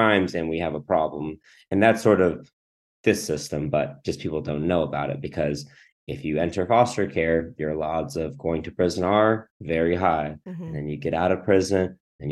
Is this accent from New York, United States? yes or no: no; Southern California, United States; also born or lived in Philippines; I'm from SoCal